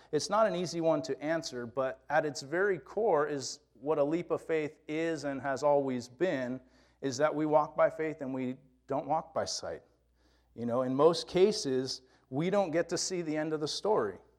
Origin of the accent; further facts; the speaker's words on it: California, United States; my experiences as a Californian growing up here